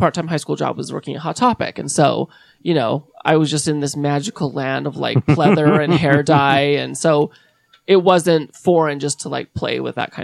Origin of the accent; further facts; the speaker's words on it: South Jordan, Utah, United States; I grew up in South Jordan, down south. Went to Bingham High, class of 2004